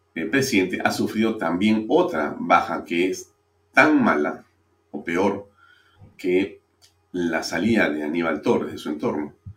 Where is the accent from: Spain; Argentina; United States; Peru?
Peru